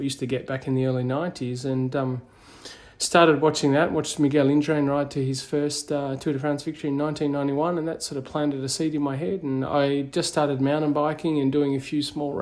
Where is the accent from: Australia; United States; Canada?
Australia; Katherine, Northern Territory; moved away as an adult; I was born in Katherine in the Northern Territory